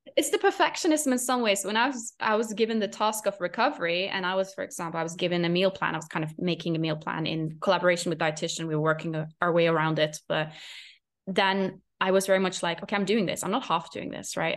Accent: Norway; English is a second language; moved away; I was in Norway at this point, which is my home country

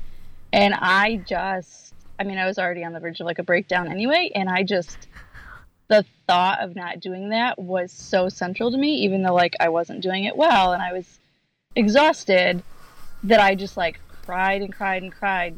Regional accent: Michigan, United States; moved away as an adult; now in Charlottesville, United States; I grew up in Michigan, and 5 years ago we moved to Virginia, and about 3 years ago we moved to Charlottesville.

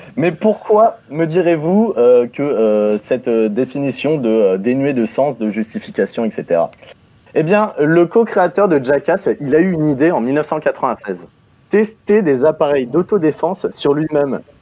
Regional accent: Normandy, France; je suis normand

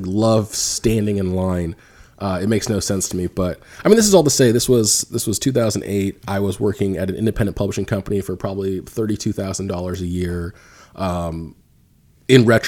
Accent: Orange County, Southern California, United States; moved away as an adult; also born or lived in Berkeley; now in San Francisco, United States; I'm from Southern California.

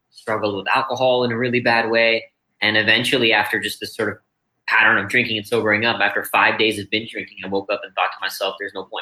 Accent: India; born there; also born or lived in Singapore / Austin, Texas; I was born here in India and moved to Singapore and then Austin, Texas when I was 13.

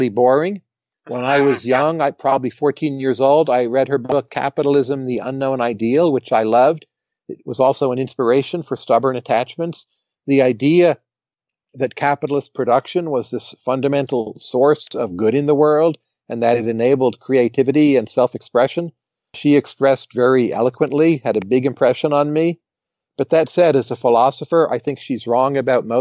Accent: United States; I'm American

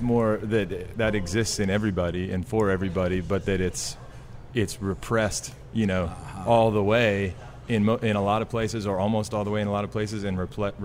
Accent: Seattle, Washington, United States; I grew up in the Pacific Northwest. I grew up in Seattle, Washington.

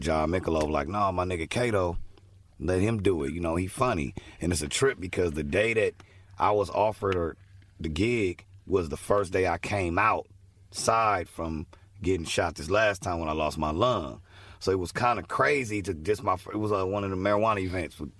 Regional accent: Los Angeles, California, United States; I'm from South Central California whole life.

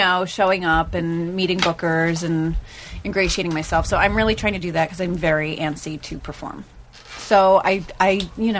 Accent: New York, United States; also born or lived in Brooklyn, New York / Connecticut; I'm from New York. Uh-huh. Like, born in Brooklyn, raised outside the city, and then lived there ever since college.

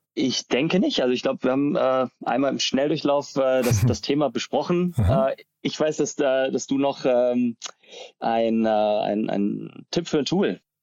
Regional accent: Ulm, Baden-Württemberg, Germany; also born or lived in Darmstadt; ich komme aus Ulm

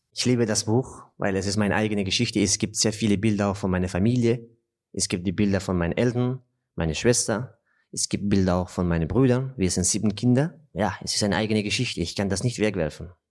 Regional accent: Afghanistan; German is a second language; also born or lived in Austria / Southern France; now in France; in Afghanistan, in meinem Heimatland

